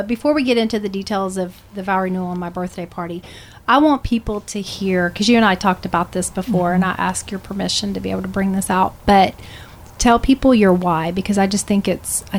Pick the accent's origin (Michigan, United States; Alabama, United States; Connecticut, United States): Alabama, United States; I grew up in Alabama